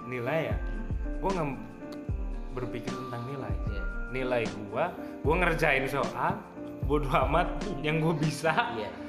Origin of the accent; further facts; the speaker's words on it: Purwokerto, Central Java, Indonesia; gue sebagai orang perantauan ya yang jauh dari gue gue dari Purwokerto ya